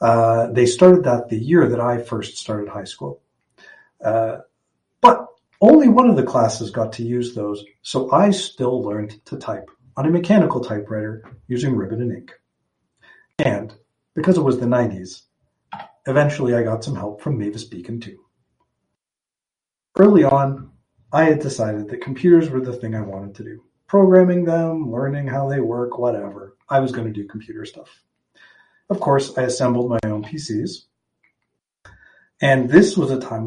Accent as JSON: {"language": "English", "town": "Toronto", "region": "Ontario", "country": "Canada", "tie": "born or raised there", "also_born_or_lived": "St. John's, Newfoundland / Waterloo", "said": "I was born in St. John's, Newfoundland in 1979. hung out there for a little bit, and eventually my family moved to Toronto for the majority of my childhood and all of my schooling pre-university."}